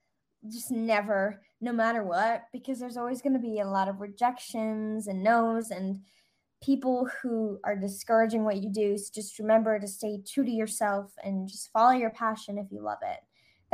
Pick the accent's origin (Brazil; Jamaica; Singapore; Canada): Singapore; also born or lived in Austria; now in Los Angeles, United States; But I'm Austrian, but I grew up in Singapore, which I said at the beginning.